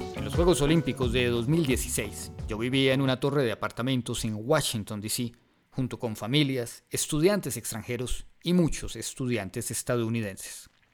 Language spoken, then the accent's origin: Spanish; Colombia; mi tierra, que tiene sabor a cumbia y café tostado